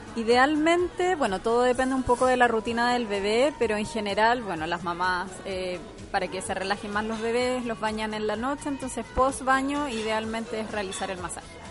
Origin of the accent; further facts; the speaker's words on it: Santiago, Santiago Metropolitan Region, Chile; yo soy de Santiago